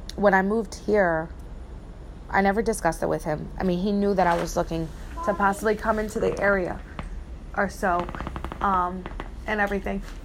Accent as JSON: {"language": "English", "region": "New Jersey", "country": "United States", "tie": "born or raised there", "moved": "yes", "said": "where I grew up in Jersey"}